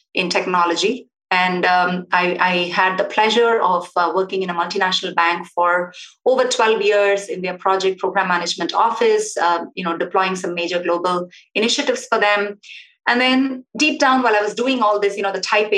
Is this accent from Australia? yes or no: no; South India, India; moved away; I was born in India to a very traditional, typical, what we call a South Indian family